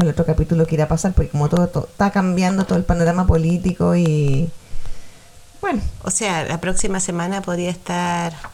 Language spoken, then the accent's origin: Spanish; Valparaíso, Chile; Somos de Valparaíso.